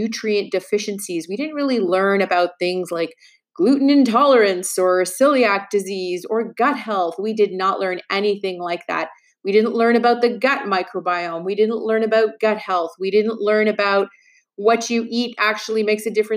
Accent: Montreal, Quebec, Canada; I actually went to school in Quebec. I was born in Montreal, and I went to school. I went to McGill University

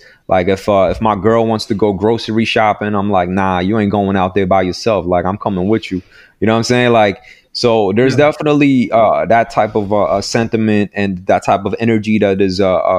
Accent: New York, United States; Like, and I'm from New York. Like, you know, I live in I always grew up around Asian people.

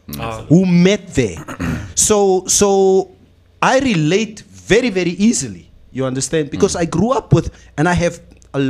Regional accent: Windhoek, Khomas, Namibia; growing up in Katutura, Afrikaans speaking, Central Groot Winkels.

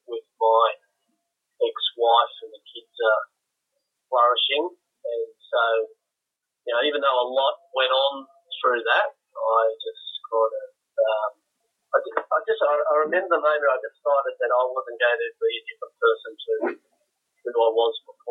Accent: Canberra, Australian Capital Territory, Australia; I'm from Canberra.

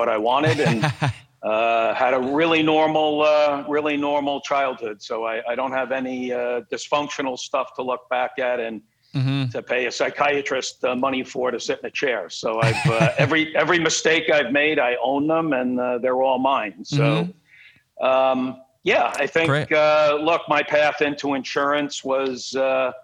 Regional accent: Long Island, New York, United States; moved away as an adult; also born or lived in Brooklyn, New York / San Francisco, California; now in California, United States; moved to Long Island at a pretty early age

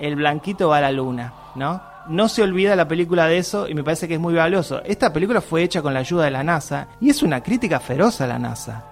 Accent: Argentina; como argentinos

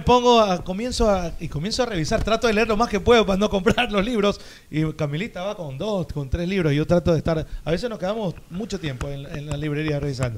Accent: Guayaquil, Guayas, Ecuador; yo crecí en Guayaquil

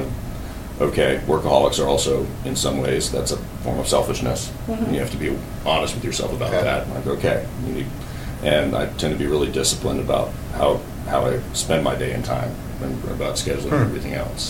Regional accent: Little Rock, Arkansas, United States; I grew up here in Little Rock

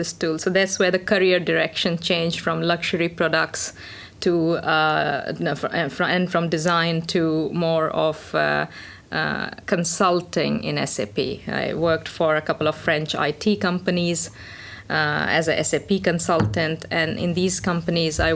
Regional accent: India; moved away as an adult; now in Finland; I'm of Indian origin. I came to Finland about 13 years ago. And back in India, I studied electronics engineering

